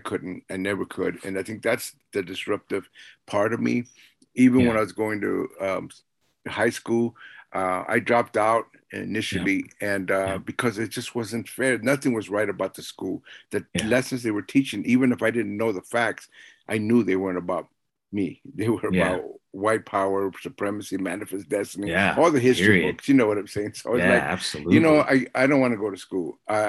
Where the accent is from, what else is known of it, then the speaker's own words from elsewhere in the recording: Los Angeles, California, United States; first language Spanish; English is a second language; we started school in Watts. So I lived in a mostly Black community